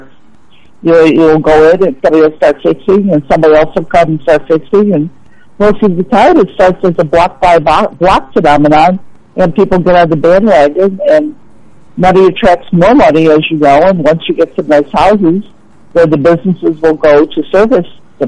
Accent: Chicago, Illinois, United States; I grew up in Chicago, loved it

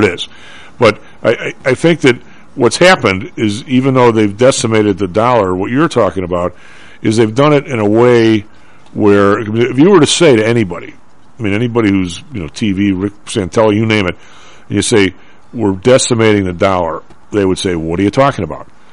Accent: Chicago, Illinois, United States; I'm from the South Side.

